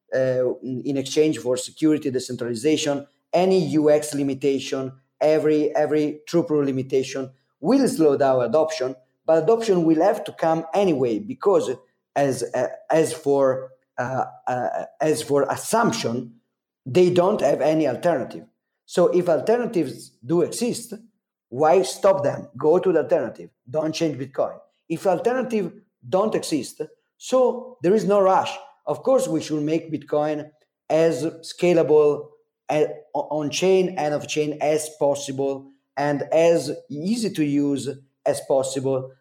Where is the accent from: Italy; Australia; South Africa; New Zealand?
Italy; accent: Super Mario accent; English is a second language; I'm not an English speaker, as you can as you can uh, understand from my Super Mario accent